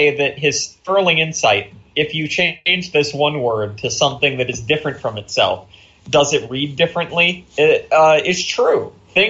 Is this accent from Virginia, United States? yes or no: yes; Virginia, United States; I'm a white dude. I'm from the South. Specifically, I'm from Virginia. There's a lot of shit named after Robert E. Lee in the county that I grew up in.